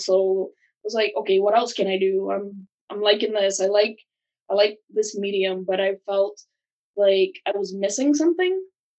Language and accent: English; Barbados; moved away as an adult; now in Vermont, United States; I was born in Barbados, the beautiful island of Barbados, moved to America 7 years ago.